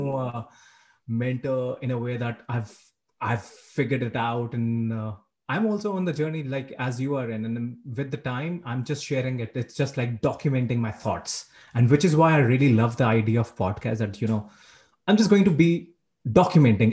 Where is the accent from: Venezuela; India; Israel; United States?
India; moved away as an adult; now in Canada; I'm from India. I moved to Canada 1.5 years back